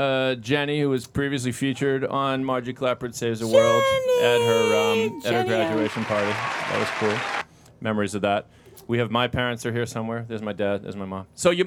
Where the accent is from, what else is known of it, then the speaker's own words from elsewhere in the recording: New England, United States; We're a New England, Irish, insane family.